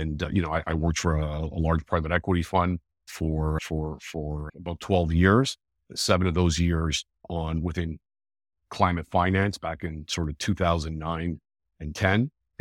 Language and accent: English; Toronto, Ontario, Canada; So I was born and raised in Toronto, North York in particular. So for your viewers who aren't from Toronto, that's sort of the top end of the city of Toronto. Born and raised here, live here with my wife and two daughters.